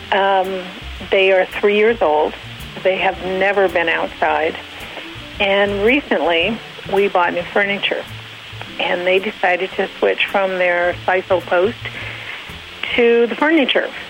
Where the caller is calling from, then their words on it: Long Beach, California, United States; Uh, Long Beach, California.